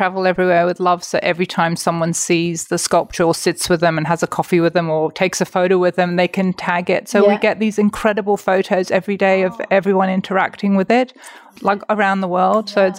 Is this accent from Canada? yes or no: no; England, United Kingdom; So I am Catholic and Mark is Jewish. I'm from England.